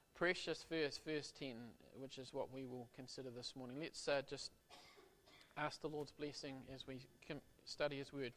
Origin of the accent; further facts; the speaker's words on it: Auckland, New Zealand; my wife and I, we're from Auckland